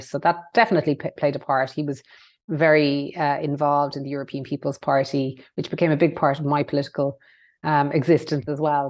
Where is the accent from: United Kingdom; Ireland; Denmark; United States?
Ireland